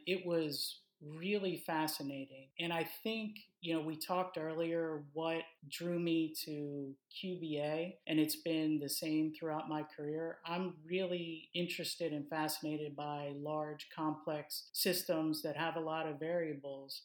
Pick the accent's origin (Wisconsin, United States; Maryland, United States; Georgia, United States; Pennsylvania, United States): Maryland, United States; Baltimore; moved away as an adult; I'm actually from Baltimore, Maryland